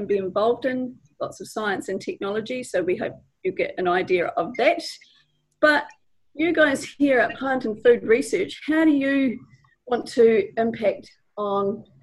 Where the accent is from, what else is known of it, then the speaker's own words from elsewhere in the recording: South Island, New Zealand; I'm from the South Island where everything is really spread out.